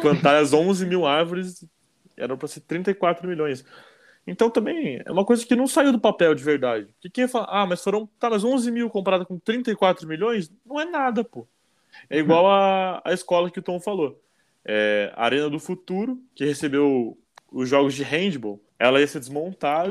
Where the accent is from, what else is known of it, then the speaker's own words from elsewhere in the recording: Curitiba, Paraná, Brazil; sou de Curitiba, não vou falar que estou acostumado com frio